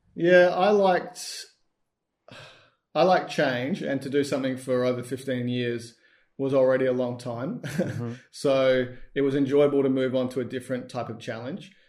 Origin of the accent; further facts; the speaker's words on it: Australia; We're both Australian.